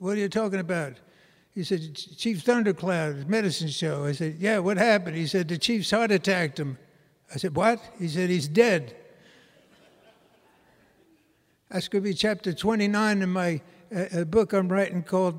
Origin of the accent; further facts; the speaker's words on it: New York City, New York, United States; moved away as an adult; I grew up in New York City